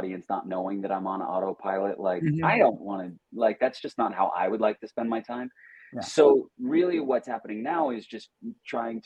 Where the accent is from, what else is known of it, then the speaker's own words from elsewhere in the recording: Long Island, New York, United States; I'm from Long Island, and there might have been these things that were very specific to my school or my town